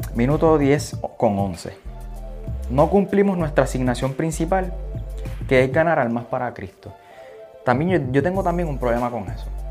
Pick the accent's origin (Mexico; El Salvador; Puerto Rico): Puerto Rico; Aguadilla; yo soy de Aguadilla